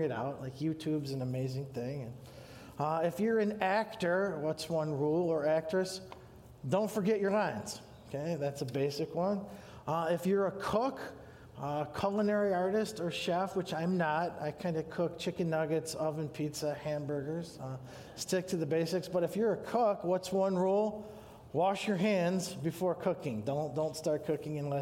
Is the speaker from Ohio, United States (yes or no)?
yes; Sandusky, Ohio, United States; now in Grand Haven, United States; I was born in Sandusky, Ohio, so if you've been to Cedar Point, that's where my parents live